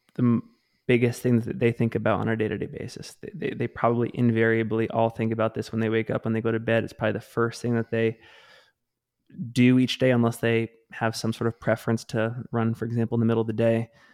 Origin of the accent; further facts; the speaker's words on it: Maine, United States; now in Salt Lake City, United States; I grew up in Maine